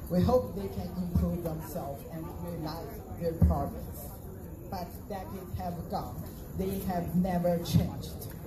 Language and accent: English; China; moved away as an adult; now in Los Angeles, United States; I'm a graduate student at USC. I'm from China.